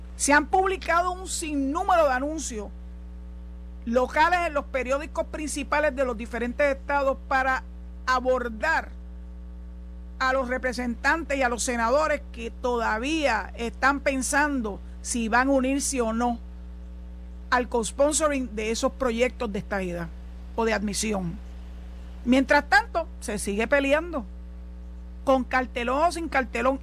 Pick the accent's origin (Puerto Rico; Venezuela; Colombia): Puerto Rico